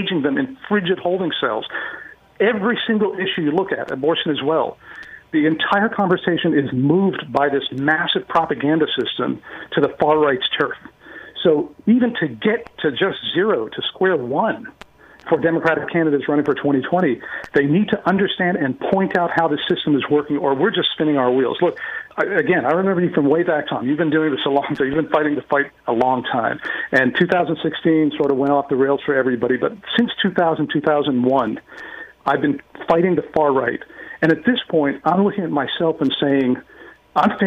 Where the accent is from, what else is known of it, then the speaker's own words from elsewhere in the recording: Beirut, Beirut Governorate, Lebanon; now in United States; I grew up, I'm an American, but I grew up in Beirut, Lebanon during the Civil War there.